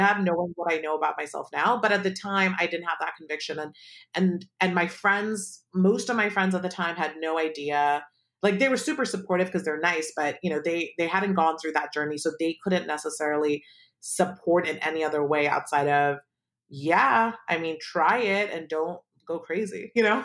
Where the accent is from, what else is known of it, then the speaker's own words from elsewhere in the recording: Palo Alto, California, United States; I grew up in Palo Alto